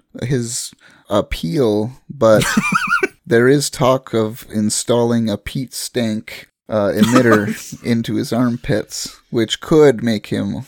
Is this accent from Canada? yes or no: yes; Canada; We're Canadian, guys. It's a kilometer stone.